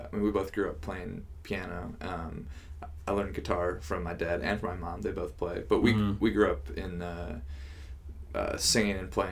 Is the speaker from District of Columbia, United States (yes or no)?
no; St. Paul, Minnesota, United States; I grew up in the suburbs